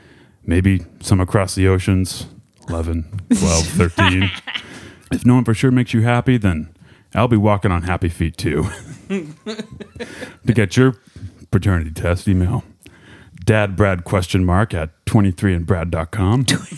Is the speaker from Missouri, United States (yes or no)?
yes; Springfield, Missouri, United States; moved away; also born or lived in California; When I got done in Springfield, I moved to California.